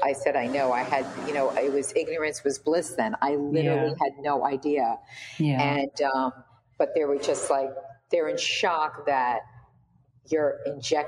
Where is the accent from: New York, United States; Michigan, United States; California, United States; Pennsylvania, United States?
New York, United States; moved away; I'm from New York originally